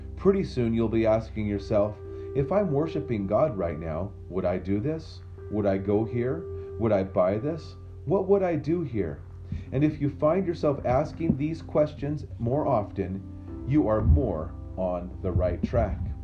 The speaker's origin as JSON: {"language": "English", "town": "Memphis", "region": "Tennessee", "country": "United States", "tie": "born or raised there", "said": "I grew up near Memphis, Tennessee"}